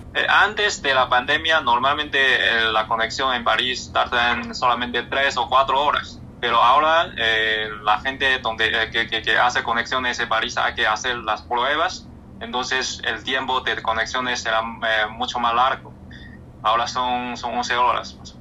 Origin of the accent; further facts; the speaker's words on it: China; Spanish is a second language; moved away; en mi pueblo natal